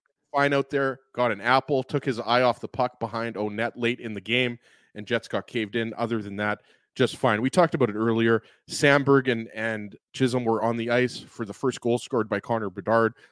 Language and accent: English; Winnipeg, Manitoba, Canada; I went to Kelvin High School